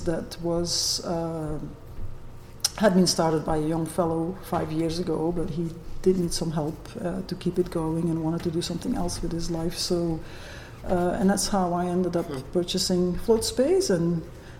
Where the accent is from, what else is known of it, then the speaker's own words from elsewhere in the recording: Brussels, Brussels-Capital Region, Belgium; moved away as an adult; now in Okanagan, Canada; I'm originally from Europe. I was born in Brussels and moved to Canada about 2 years ago now.